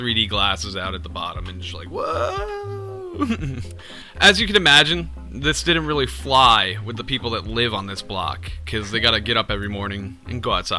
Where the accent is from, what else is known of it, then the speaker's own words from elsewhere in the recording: United States; I guess we're American.